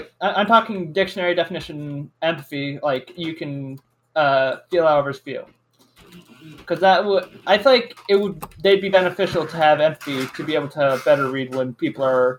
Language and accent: English; United States; I'm an American teenager, out of school